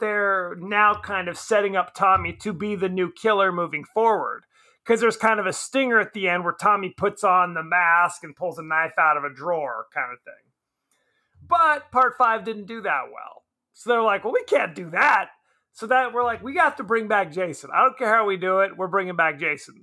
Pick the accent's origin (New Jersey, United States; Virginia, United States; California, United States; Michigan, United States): California, United States; Southern; I'm from Southern California.